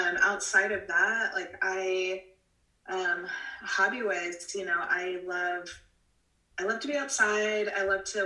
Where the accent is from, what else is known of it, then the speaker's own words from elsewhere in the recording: Houston, Texas, United States; moved away as an adult; now in Orem, United States; I was born and raised in Houston, Texas